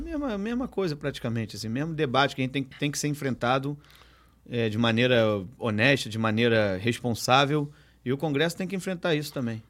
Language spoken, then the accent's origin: Portuguese; Rio de Janeiro, Brazil; o BIP é um lugar, assim, que eu fui, onde eu fui criado, frequento o BIP desde 9 anos de idade